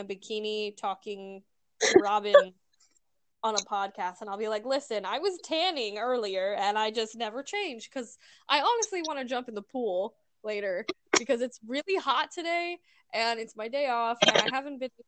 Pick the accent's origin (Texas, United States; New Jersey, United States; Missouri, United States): Missouri, United States; moved away as an adult; now in Arizona, United States; We grew up in Missouri